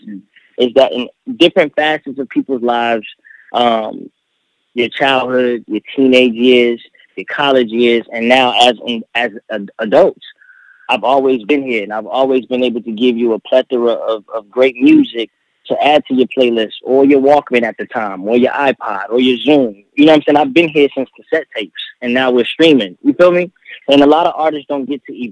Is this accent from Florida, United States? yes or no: yes; Miami, Florida, United States; also born or lived in Fort Lauderdale / Tampa; I didn't know Miami, and I was raised there for like 5-6 years.